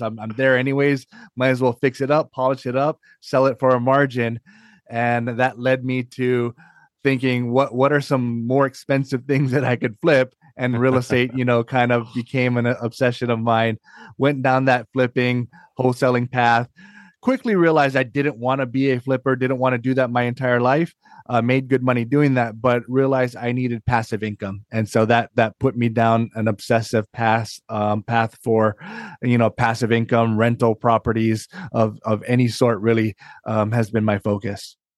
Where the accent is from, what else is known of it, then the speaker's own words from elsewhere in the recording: Hawaii, United States; moved away as an adult; now in Northern Virginia, United States; I'm born and raised in Hawaii